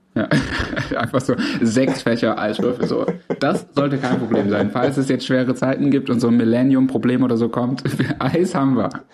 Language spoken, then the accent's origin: German; Swabia, Germany; ich als Schwabe